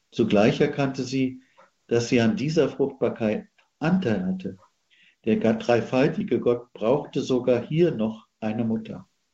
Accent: Central Germany, Germany; Ich bin ja geboren in Mitteldeutschland

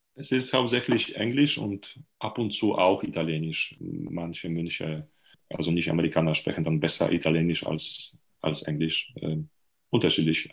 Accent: Lubań, Lower Silesian Voivodeship, Poland; German is a second language; moved away as an adult; also born or lived in Leipzig / Heidelberg; Ich bin Pole. Und zwar äh, bin geboren und habe gewohnt in äh, sehr nah von der deutschen Grenze

